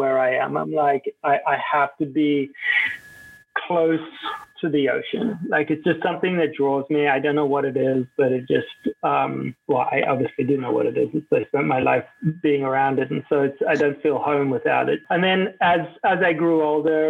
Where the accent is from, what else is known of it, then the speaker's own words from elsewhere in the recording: Cape Town, Western Cape, South Africa; I grew up in Cape Town, and the vast majority of my childhood memories are from being on a beach